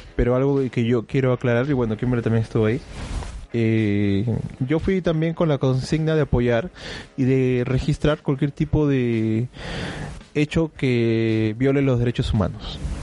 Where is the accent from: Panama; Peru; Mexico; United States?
Peru; now in Berlin, Germany; yo soy del, del, del Perú